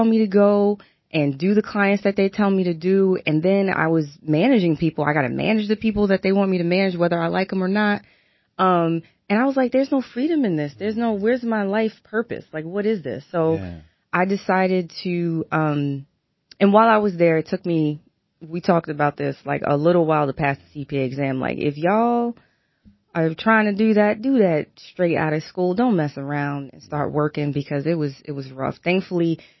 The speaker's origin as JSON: {"language": "English", "town": "New York City", "region": "New York", "country": "United States", "tie": "born or raised there", "also_born_or_lived": "Brooklyn / Maryland", "moved": "as an adult", "said": "raised in Queens, and stayed there for, you know, until I went off to college"}